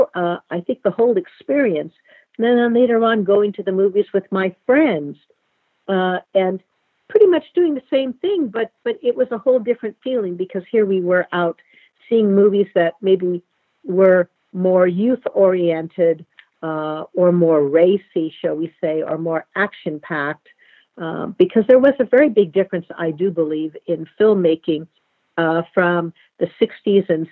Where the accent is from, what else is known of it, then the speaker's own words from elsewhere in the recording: Los Angeles, California, United States; I am a native Los Angelino. I was born in Los Angeles and still live in Los Angeles